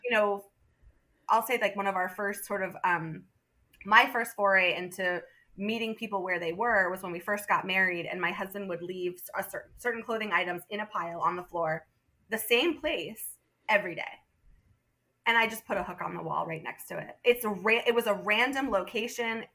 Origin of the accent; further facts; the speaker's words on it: southern Vermont, United States; also born or lived in Manhattan, New York / Madison, Wisconsin; now in Burlington, United States; I was born in southern Vermont and uh, raised there